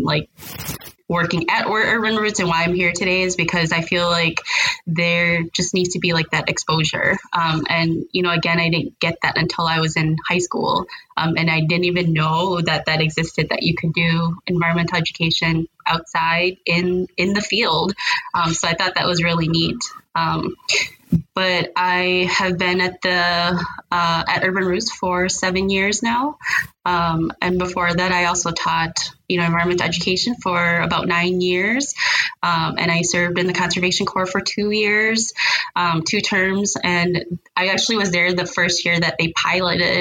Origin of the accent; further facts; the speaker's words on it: St. Paul, Minnesota, United States; I was born and raised here in St. Paul.